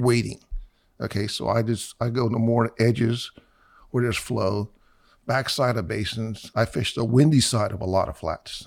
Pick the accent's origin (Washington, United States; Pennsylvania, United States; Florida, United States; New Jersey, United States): Florida, United States; Miami; I was born in November of fifty-six. My parents moved down here in January of fifty-seven, and we moved to Miami. We were in the north part of Miami